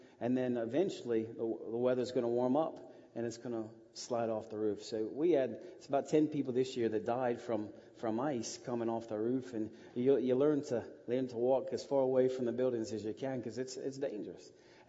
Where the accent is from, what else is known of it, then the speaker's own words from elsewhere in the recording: Westerville, Ohio, United States; now in Russia; I grew up here in Westerville. I really did. I went to Westerville South High School and then on to Otterbein, really far away. But I've been in Russia for 13 years now, since 97 mostly.